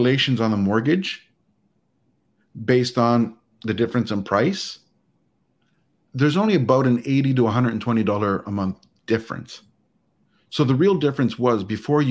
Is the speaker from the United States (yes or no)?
no; Canada; as a Canadian